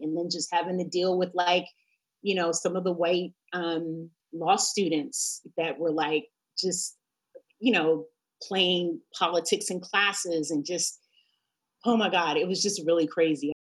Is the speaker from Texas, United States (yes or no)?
no; New York, United States; moved away as an adult; also born or lived in Montclair, New Jersey; now in Los Angeles, United States; I'm from New York